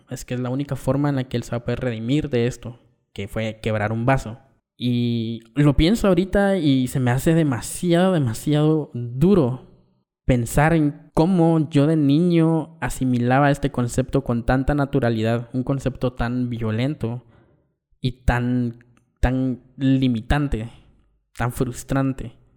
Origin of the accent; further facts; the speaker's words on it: Guatemala; Vengo de una familia muy tradicional en el contexto de barrio en Guatemala, íbamos a misa los domingos